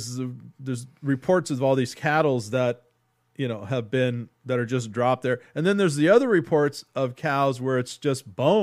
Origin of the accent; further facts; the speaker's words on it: Texas, United States; because I'm from Texas, I grew up around a lot of cattle ranches and slaughterhouses